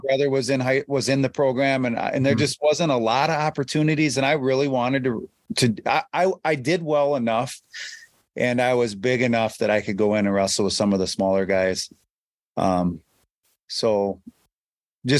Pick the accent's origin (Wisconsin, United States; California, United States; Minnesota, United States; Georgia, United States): Wisconsin, United States; Durand; I grew up in Durand, Wisconsin